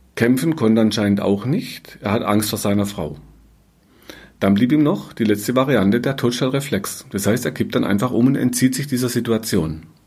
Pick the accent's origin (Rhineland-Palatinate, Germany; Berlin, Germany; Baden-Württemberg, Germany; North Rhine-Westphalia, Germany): Baden-Württemberg, Germany; Black Forest; bei uns im Schwarzwald